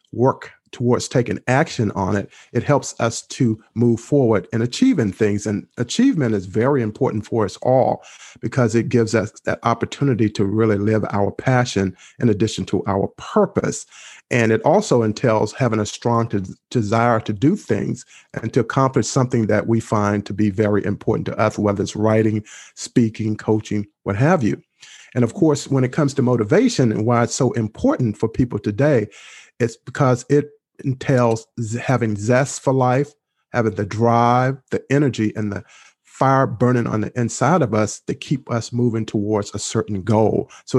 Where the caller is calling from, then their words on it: Maryland, United States; I am speaking from the lovely area and state of Maryland, which is only about 5 miles from Washington, D.C.